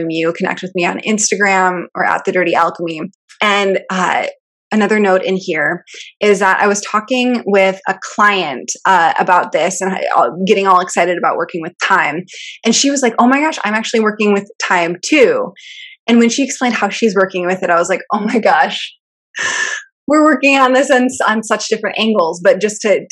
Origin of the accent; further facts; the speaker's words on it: Michigan, United States; I'm from Michigan, so we like actually learned about this in elementary school or high school